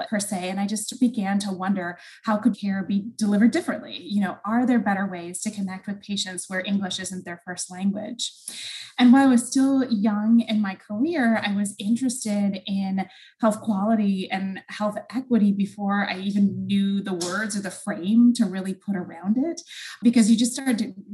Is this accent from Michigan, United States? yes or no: yes; Michigan, United States; I'm originally from Michigan